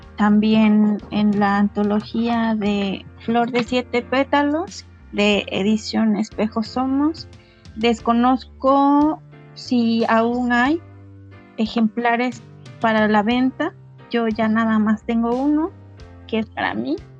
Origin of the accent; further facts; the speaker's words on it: Citlala, Guerrero, Mexico; first language Nahuatl; Spanish is a second language; now in Xochistlahuaca, Mexico; nos mudamos nuevamente para, para mi pueblo, Citlala, y allá pues vamos a seguir este, trabajando el chocolate